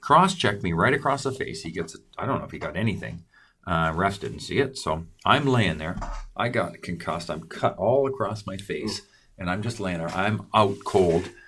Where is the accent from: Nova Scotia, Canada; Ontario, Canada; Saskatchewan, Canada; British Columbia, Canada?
British Columbia, Canada; Creston; my hometown, Creston